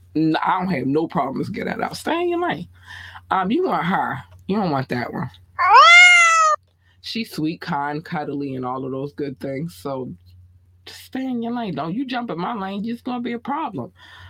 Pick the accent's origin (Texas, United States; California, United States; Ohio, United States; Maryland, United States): Maryland, United States; Baltimore; accent: Baltimore; But yeah, you're welcome. You can have my Baltimore accent anytime.